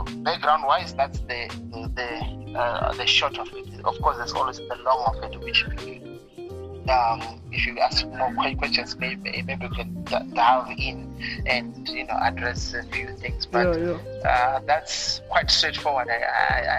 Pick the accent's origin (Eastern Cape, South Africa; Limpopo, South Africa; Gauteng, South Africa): Limpopo, South Africa; Venda; moved away as an adult; also born or lived in Pretoria / Western Cape; I grew up in a village called Manamani. Manamani in Venda. It's just outside Thendo. That's where I was born, and that's where I grew up.